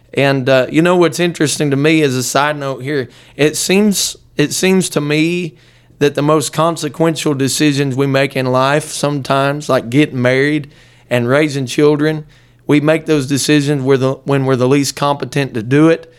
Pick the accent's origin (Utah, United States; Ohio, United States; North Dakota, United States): Ohio, United States; Dayton; now in Hamilton, United States; I was raised not far from here, just about forty miles north of here in a little suburb of Dayton